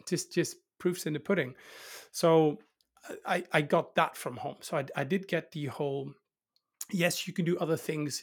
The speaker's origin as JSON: {"language": "English", "town": "'s-Hertogenbosch", "region": "North Brabant", "country": "Netherlands", "said": "I'm actually from the countryside. So I'd be considered, uh, not from Holland, I'm from the Netherlands."}